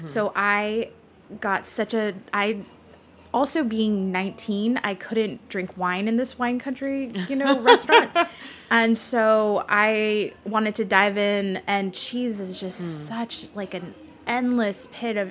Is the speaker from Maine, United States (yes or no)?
no; Los Angeles, California, United States; now in Nashville, United States; I'm from Los Angeles originally